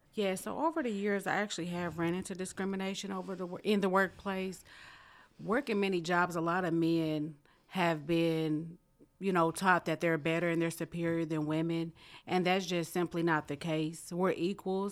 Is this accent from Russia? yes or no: no; Muncie, Indiana, United States; born and raised in Muncie